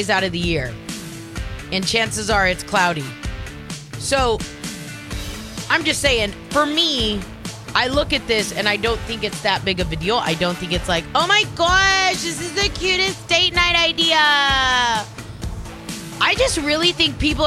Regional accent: California, United States; now in Shreveport, United States; I'm Californian

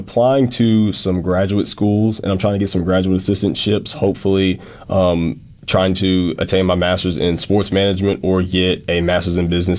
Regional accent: the South, United States; as a kid growing up in the South

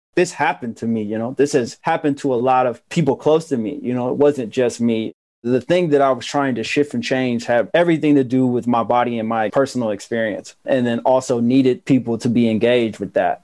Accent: Asheville, North Carolina, United States; I tell people that I'm from Asheville, North Carolina

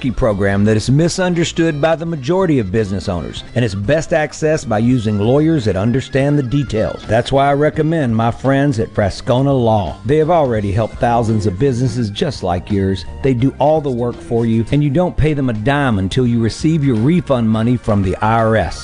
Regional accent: Greenville, Mississippi, United States; I am from Greenville, Mississippi

